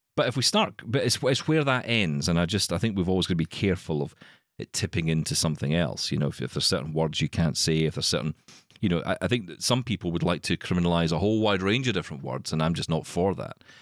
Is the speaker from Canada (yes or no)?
no; Glasgow, Scotland, United Kingdom; I'm from Glasgow